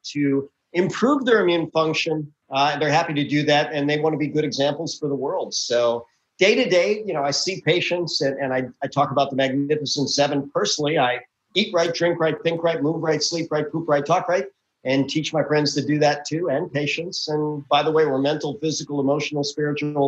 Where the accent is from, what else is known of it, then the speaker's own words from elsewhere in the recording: Milwaukee, Wisconsin, United States; now in Houston, United States; I'm originally from the Midwest, right? Born and raised in Milwaukee, Wisconsin. Didn't like the cold, so I moved south